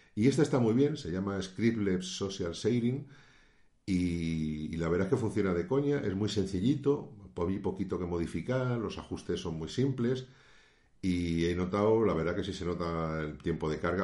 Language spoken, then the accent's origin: Spanish; Spain; aquí en mi país, en España